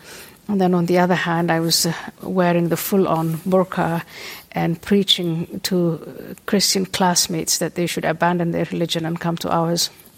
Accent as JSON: {"language": "English", "region": "Nairobi", "country": "Kenya", "tie": "born or raised there", "also_born_or_lived": "Somalia / Saudi Arabia / Ethiopia", "second_language": "English", "moved": "yes", "said": "I was born in Somalia, I was born in a Muslim household, my family moved around, we lived in Saudi Arabia, we lived in Ethiopia, and then we moved to Kenya. That's where I went to part of my elementary school and high school was in Nairobi, Kenya."}